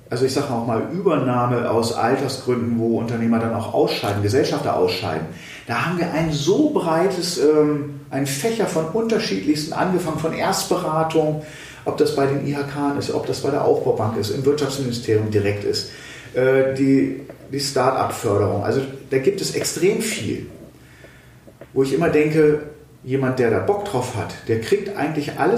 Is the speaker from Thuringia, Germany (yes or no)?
yes; Thuringia, Germany; Da kann man natürlich als Thüringer da sagen, boah, ja, gut, eine Bundesratsinitiative wäre gut.